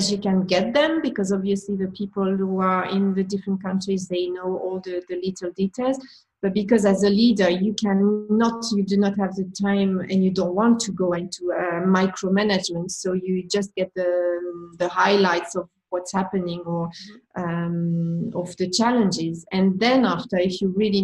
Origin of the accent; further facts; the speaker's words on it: France; accent: French; English is a second language; with my accent, with my French accent